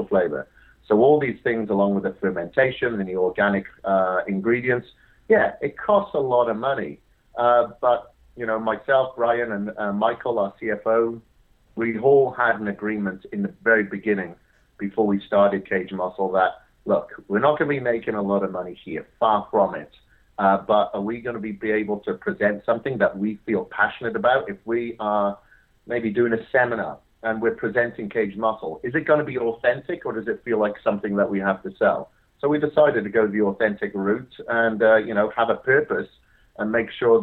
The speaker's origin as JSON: {"language": "English", "region": "Wales", "country": "United Kingdom", "tie": "born or raised there", "said": "I grew up in Wales, hence the weird accent. And I grew up on a farm there"}